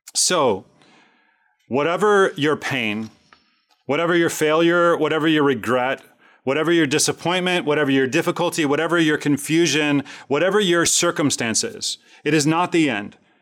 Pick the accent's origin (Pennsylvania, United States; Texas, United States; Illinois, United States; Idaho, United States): Illinois, United States; Chicago; I grew up in Chicago, rooting for the Chicago Cubs my entire life